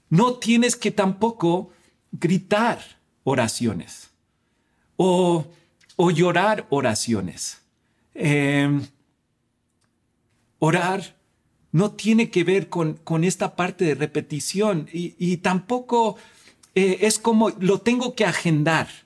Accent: Spain; also born or lived in United States; Yo nací en Estados Unidos, pero me crié en España. Y, en, España es un país católico como México.

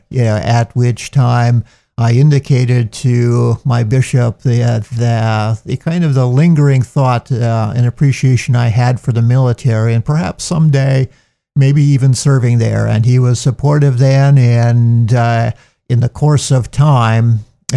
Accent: North Dakota, United States; moved away as an adult; also born or lived in Rome, Italy; now in New Jersey, United States; I'm a native of southern central North Dakota near Bismarck, where my family had a kind of a diversified farm

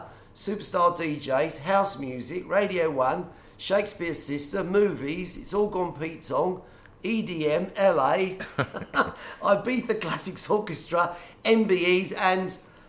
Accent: Gravesend, South East England, United Kingdom; we were both brought up in the... I suppose you call it a bit gritty estuary town of Gravesend.

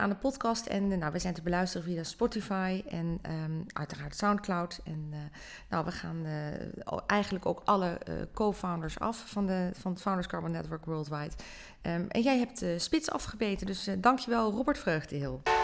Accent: Netherlands; zijn we natuurlijk heel sterk in als Nederlanders zijnde

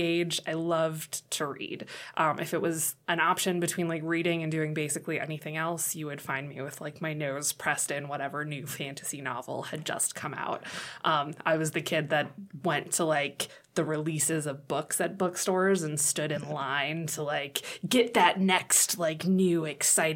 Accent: Monrovia, California, United States; moved away as an adult; also born or lived in New York; now in Chadron, United States; So I grew up in Southern California. The town is Monrovia, which is sandwiched in between Pasadena and Arcadia

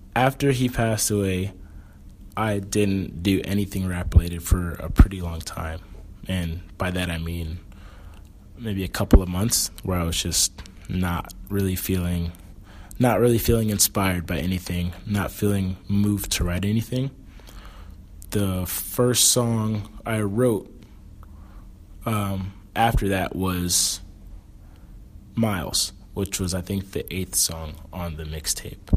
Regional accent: South Florida, United States; moved away as an adult; now in Chicago, United States; I'm from South Florida

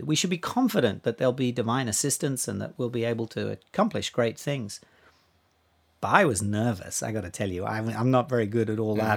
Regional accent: Australia; moved away; I grew up in Australia

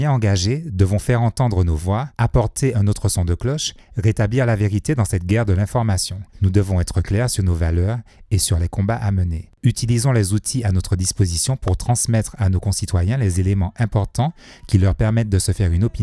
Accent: Martinique; ça n'est certainement pas en tant que béquet, c'est en tant que martiniquais.

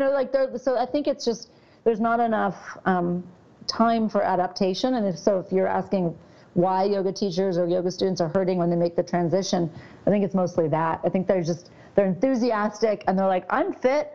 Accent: Southern California, United States; I grew up in Southern California

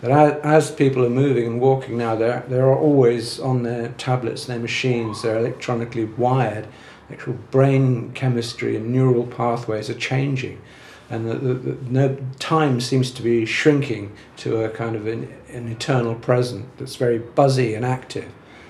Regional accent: Dublin, Leinster, Ireland; now in London, United Kingdom; I was moving to London when I moved in the 60s from Dublin, which was a kind of a sleepy kind of provincial town, very, very dominated by the church and so on.

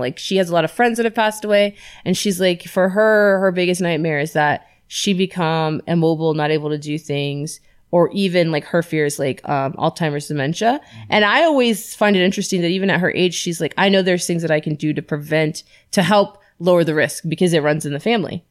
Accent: Florida, United States; moved away; I'm from Florida

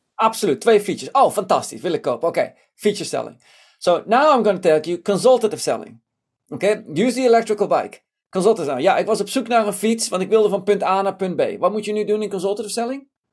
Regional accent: Tiel, Gelderland, Netherlands; moved away; ik ben in Nederland geboren, in Tiel opgegroeid

